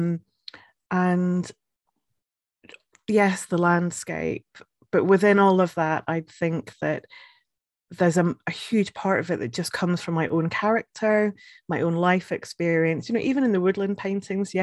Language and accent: English; Scotland, United Kingdom; also born or lived in Edinburgh; now in Northumberland, United Kingdom; I am originally from Scotland